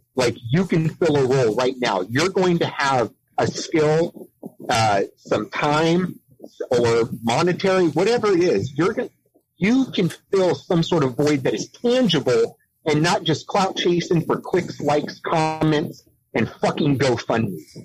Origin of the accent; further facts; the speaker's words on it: San Diego, California, United States; moved away; I was born in San Diego. Uh, I've been a city boy my whole life